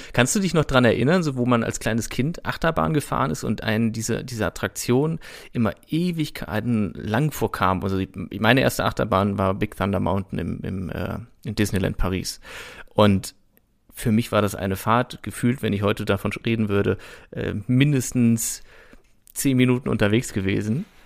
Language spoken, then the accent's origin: German; Brüggen, North Rhine-Westphalia, Germany; moved away; das ist quasi meine alte Heimat